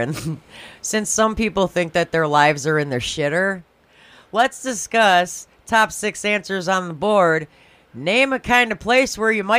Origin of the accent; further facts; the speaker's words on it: Schaumburg, Illinois, United States; where I grew up in Schaumburg